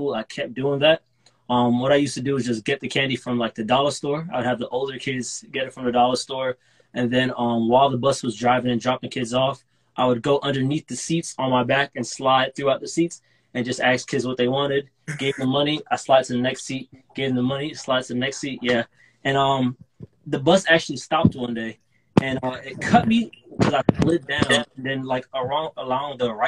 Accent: Dubai, United Arab Emirates; moved away as an adult; now in United States; I'm from Dubai, UAE. I went over there to do school, and then I moved over to the United States to start college at Florida Atlantic University

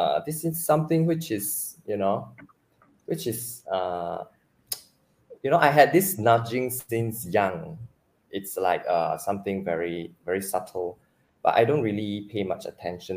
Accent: Sarawak, Malaysia; moved away as an adult; now in Penang, Malaysia; I come from the Sacred Heart Cathedral of Cebu, which is located in Sarawak

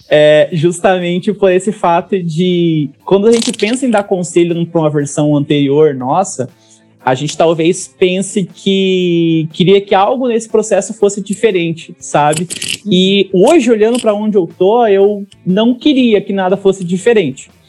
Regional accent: Roncador, Paraná, Brazil; eu nasci em Roncador, que é uma cidade minúscula do interior do Paraná, tem menos de 10 mil habitantes

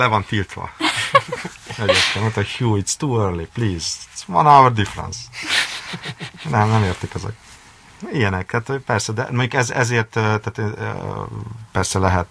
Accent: Hungary; engem, mint magyar újságírót.

